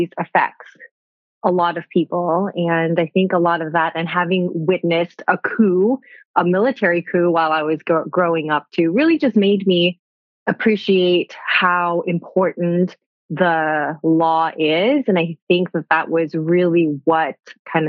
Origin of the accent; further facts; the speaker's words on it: Bangkok, Thailand; I grew up bicultural in Bangkok, Thailand